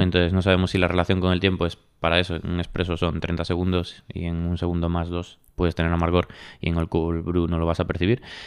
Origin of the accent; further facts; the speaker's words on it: Galicia, Spain; now in Madrid, Spain; yo como gallego siempre digo en plan, ¿y si, y volviese a Galicia?